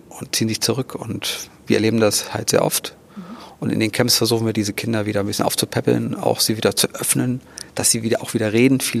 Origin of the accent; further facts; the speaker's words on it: Thuringia, Germany; ich komme aus Thüringen